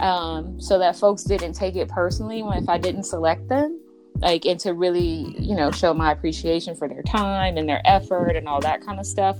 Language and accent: English; Ohio, United States; born or raised there; moved away